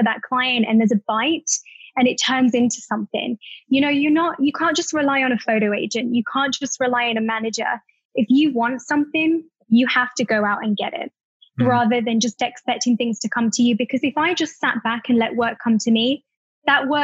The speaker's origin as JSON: {"language": "English", "area": "Staffordshire", "region": "West Midlands", "country": "United Kingdom", "tie": "born or raised there", "also_born_or_lived": "London", "moved": "as an adult", "said": "being British"}